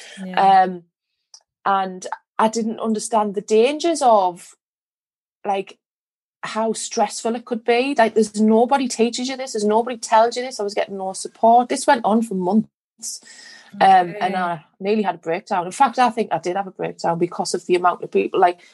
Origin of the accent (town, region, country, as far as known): Sunderland, North East England, United Kingdom; accent: Mackem